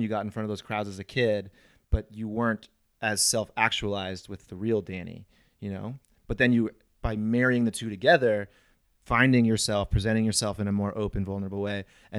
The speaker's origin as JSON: {"language": "English", "town": "St. Louis", "region": "Missouri", "country": "United States", "said": "I'm from St. Louis, and I like dogs."}